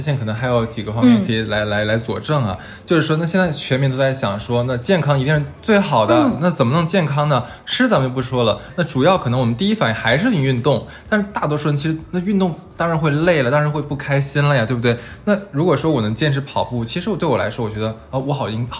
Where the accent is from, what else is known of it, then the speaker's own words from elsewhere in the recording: Northeast China, China; 那作为东北人，那你就是我们的灵魂和 DNA 里面，其实有一个运动是